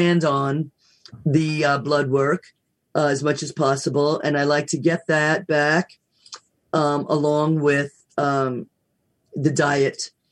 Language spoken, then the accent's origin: English; United States; I love being American, don't get me wrong, went to school overseas, but I love being American